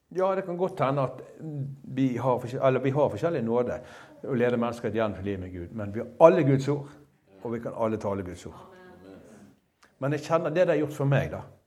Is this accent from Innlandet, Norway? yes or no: no; Bergen, Vestland, Norway; jeg som en bergenser, altså, en enkel fyr fra Bergen